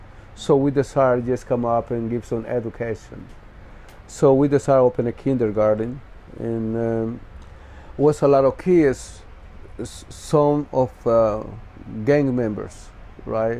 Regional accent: San Pedro Sula, Cortés, Honduras; moved away as an adult; I was born in Honduras, San Pedro Sula, Cortes, in 1965. It's a reason that I had to come out from Honduras.

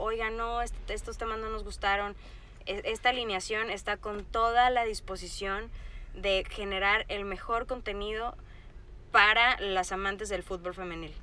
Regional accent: Sinaloa, Mexico; Yo soy de Sinaloa, entonces mi familia es muy beisbolera.

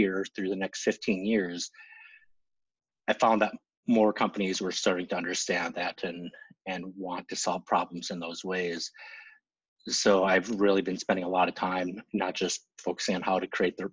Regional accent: central Minnesota, United States; accent: long O's; I grew up in central Minnesota, so if you hear some long O's, you'll understand why.

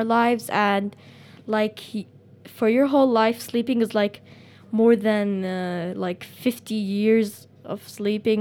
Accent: Sanaa, Amanat Al Asimah, Yemen; also born or lived in Washington, D.C.; I'm from Yemen, Sana'a, and I was born in Washington, D.C.

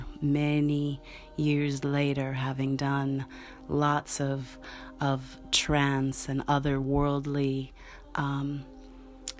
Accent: Milwaukee, Wisconsin, United States; I was born in Milwaukee, Wisconsin, and given up for adoption.

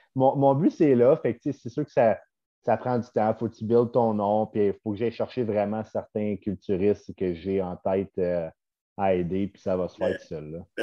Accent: Sainte-Agathe-des-Monts, Quebec, Canada; je viens de Saint-Agathe-des-Monts

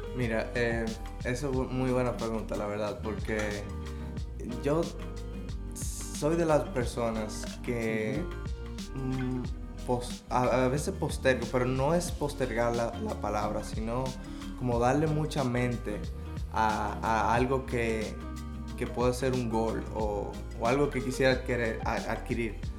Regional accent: Dominican Republic; moved away as an adult; now in Vancouver, Canada; fui eh, de regreso eh, de vacaciones a República Dominicana

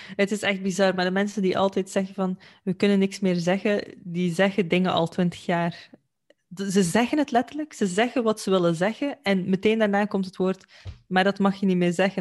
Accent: Belgium; in België, eh, waar ik vandaan kom

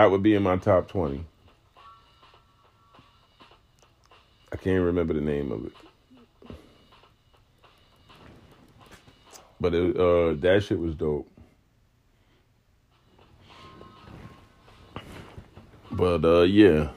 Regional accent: New York, United States; I'm a New Yorker.

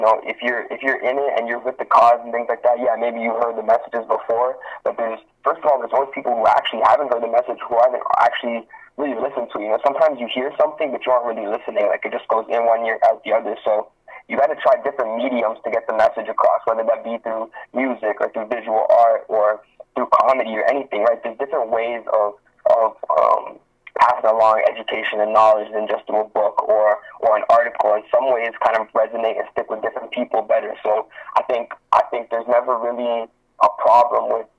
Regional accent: Branson, Missouri, United States; all that. I'm from Branson. I'm a rapper, man.

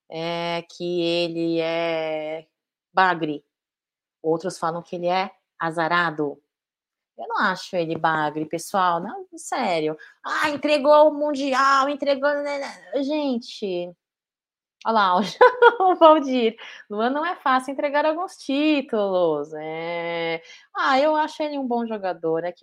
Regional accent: Porto Alegre, Rio Grande do Sul, Brazil; estive em São Paulo mês passado, sou aqui de Porto Alegre.

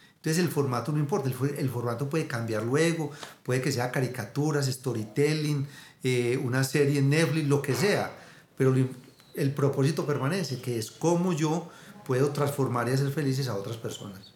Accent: Abejorral, Antioquia, Colombia; yo me crié en Abejorral, un pueblito aquí a dos horas de Medellín

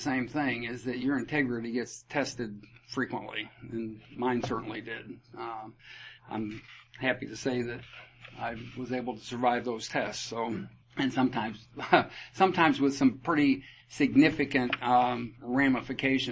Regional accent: Iowa, United States; I was born and raised in Iowa, family of five

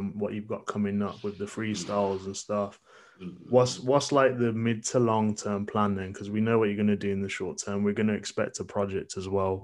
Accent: Birmingham, West Midlands, United Kingdom; I'm from Birmingham.

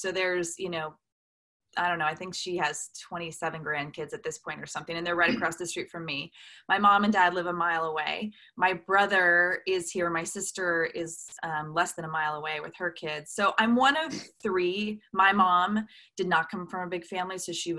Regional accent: Newport Beach, California, United States; Yeah, I grew up in Newport Beach, California

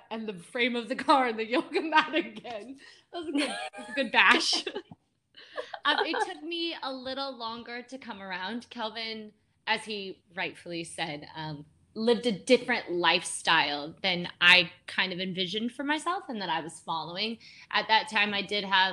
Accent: United States; moved away as an adult; now in India; I'm from the States

